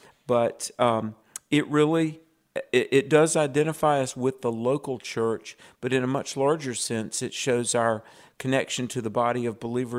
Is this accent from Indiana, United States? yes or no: no; North Carolina, United States; my home state of North Carolina